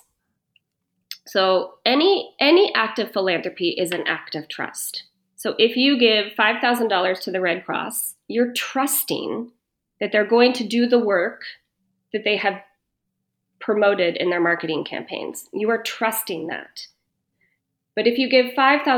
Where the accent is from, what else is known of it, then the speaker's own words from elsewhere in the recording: United States; I was born and raised in the States